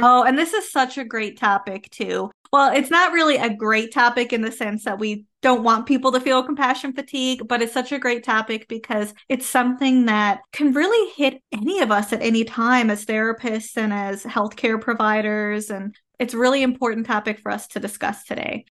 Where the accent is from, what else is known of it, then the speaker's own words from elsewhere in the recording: Canada; I am a Canadian social worker